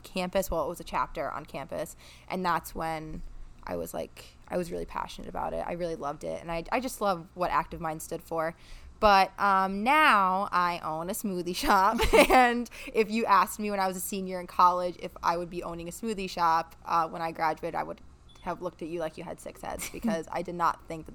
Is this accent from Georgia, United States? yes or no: no; Old Forge, Pennsylvania, United States; I'm born and raised in Old Forge, Pennsylvania